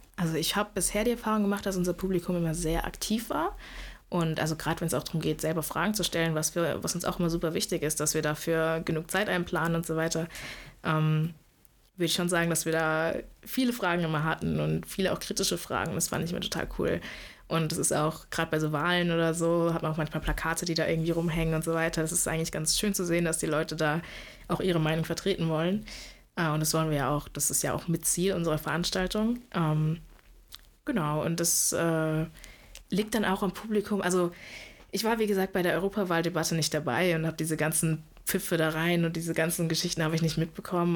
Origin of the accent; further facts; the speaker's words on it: Karlsruhe, Baden-Württemberg, Germany; moved away as an adult; now in Lübeck, Germany; ich komme eigentlich aus Karlsruhe, insofern bin jetzt im Norden gelandet